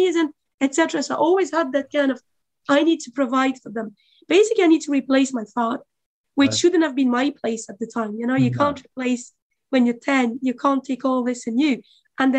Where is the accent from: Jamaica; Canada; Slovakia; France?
France; now in Dublin, Ireland; But my parents are from former Yugoslavia. I was born in France